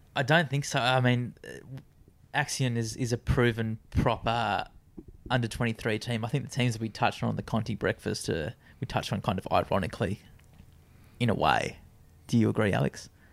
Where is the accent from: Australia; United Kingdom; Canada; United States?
Australia; I think being an Australian